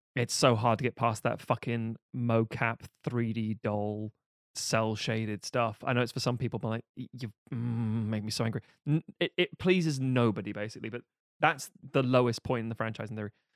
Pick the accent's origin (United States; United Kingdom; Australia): United Kingdom; a British person